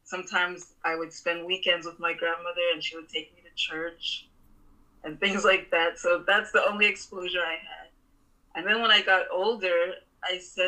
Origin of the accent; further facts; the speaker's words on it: Montreal, Quebec, Canada; I was born and raised in Montreal, Canada